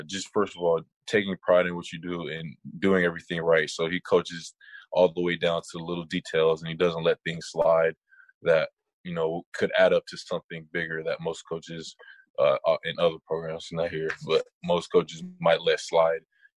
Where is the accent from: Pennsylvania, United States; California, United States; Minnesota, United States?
California, United States; San Diego; I'm from San Diego